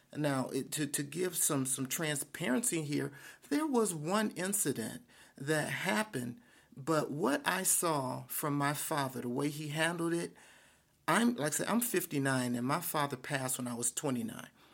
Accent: Detroit, Michigan, United States; I grew up in Detroit. I am a, a, a, a son of Detroit

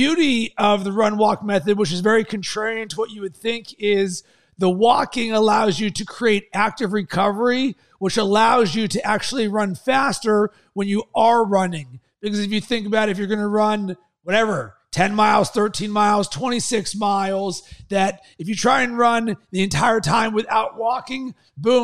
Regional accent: Pittsburgh, Pennsylvania, United States; moved away; also born or lived in Sarasota, Florida; I was raised in Pittsburgh

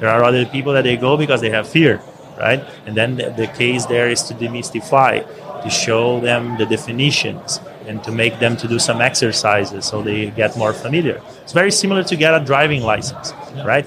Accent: Brazil; moved away as an adult; also born or lived in Scotland; Originally, I'm from Brazil

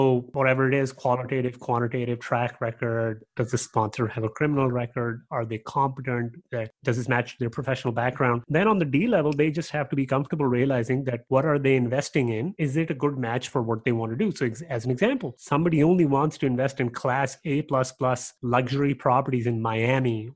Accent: Pakistan; also born or lived in Canada; now in Texas, United States; I'm from Pakistan, but I went to school in Canada.

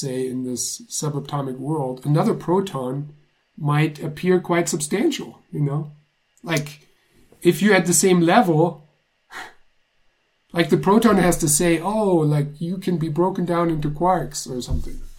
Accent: Germany; moved away; I grew up in Germany in the 80s

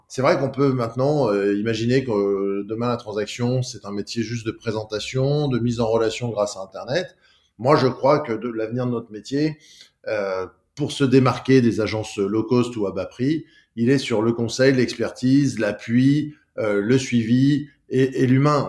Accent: Lyon, Auvergne-Rhône-Alpes, France; je suis né à mais j'ai passé toute ma toute ma vie à Lyon. Mes parents euh, sont, venus s'installer à Lyon très rapidement. J'ai grandi sur l'Ouest lyonnais

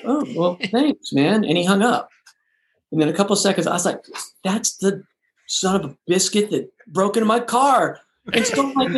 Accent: Texas, United States; moved away; I'm from Texas

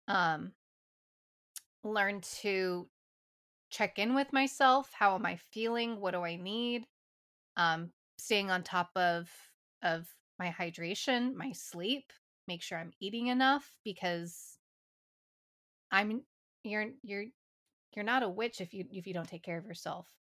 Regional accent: St. Louis, Missouri, United States; I am from Saint Louis, Missouri

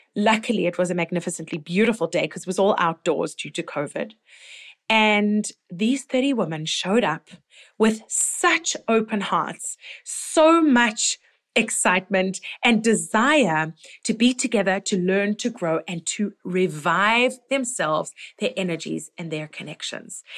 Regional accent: Toronto, Ontario, Canada; here in my hometown

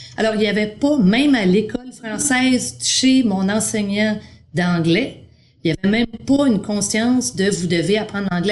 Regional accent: Montreal, Quebec, Canada; born or raised there; moved away as an adult; also born or lived in New Brunswick; now in Ontario, Canada

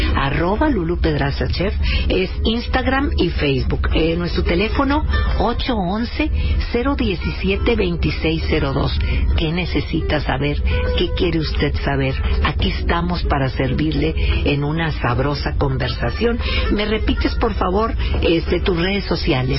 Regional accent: Monterrey, Nuevo León, Mexico; Somos regiomontanos y somos, eh, machacados

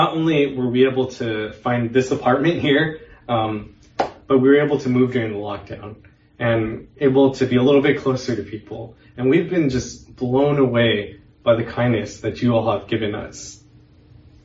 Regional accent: West Coast, United States; moved away as an adult; I grew up in the West Coast my whole life

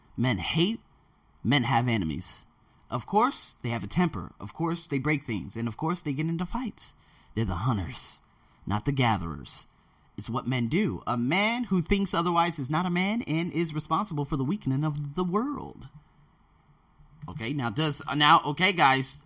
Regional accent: United States; now in Thailand; I was born in America

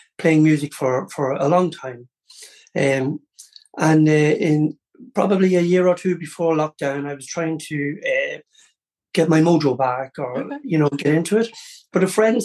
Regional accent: County Louth, Ireland; also born or lived in Cleveland, Ohio, United States; being Irish

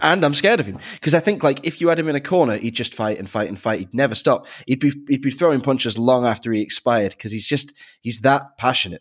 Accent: near Manchester, North West England, United Kingdom; I grew up near Manchester

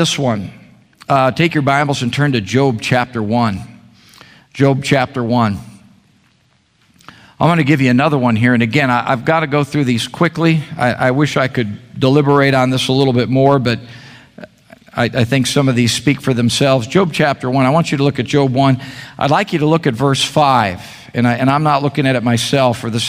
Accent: Chicago, Illinois, United States; now in Meridian, United States; my wife and I were born and raised in the Chicago area

